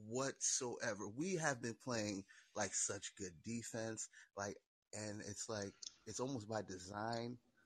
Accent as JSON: {"language": "English", "town": "New York City", "region": "New York", "country": "United States", "tie": "born or raised there", "said": "I was born and bred in Brooklyn"}